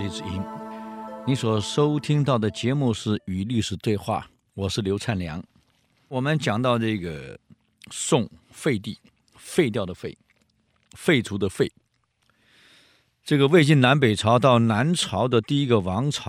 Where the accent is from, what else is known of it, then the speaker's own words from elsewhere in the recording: Taiwan; 呃，我们台湾话讲喷呢，就是馊水一切把它混在一起